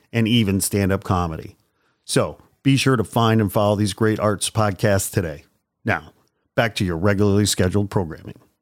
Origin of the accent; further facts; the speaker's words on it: Indiana, United States; I'm from Indiana